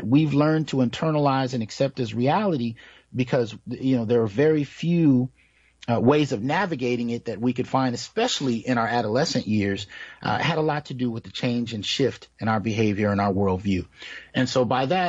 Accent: Bay Area, California, United States; also born or lived in San Jose / Santa Clara / Sunnyvale / Oakland; now in Fresno, United States; I grew up in the Bay Area, San Jose, Santa Clara, Sunnyvale, Oakland, East Palo Alto. I lived in all of those areas at one point in time

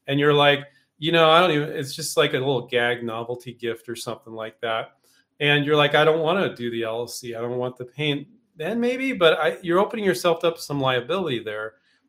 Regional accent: California, United States; it's been 14 years since I grew up in California, but 14 years since I moved.

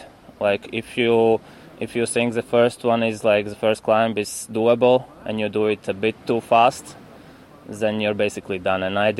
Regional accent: Latvia; I'm living in Riga.

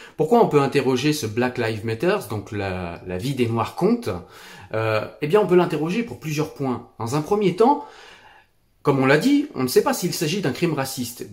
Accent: France; je suis français

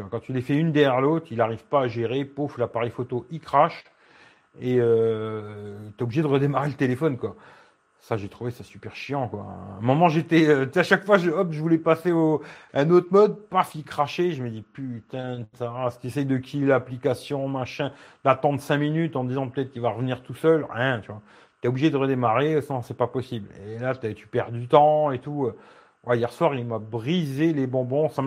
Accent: Belgium; oui, oui, je suis belge.

